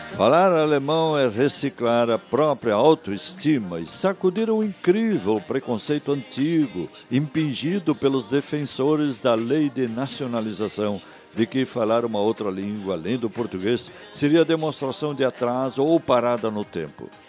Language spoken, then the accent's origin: Portuguese; Chapada, Rio Grande do Sul, Brazil; município de Chapada, Rio Grande do Sul, a simpatia do Alto Uruguai, minha terra natal